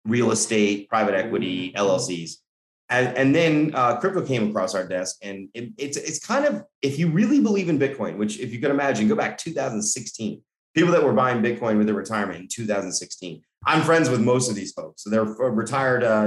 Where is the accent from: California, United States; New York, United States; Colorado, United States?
Colorado, United States; I'm from Colorado, middle America kid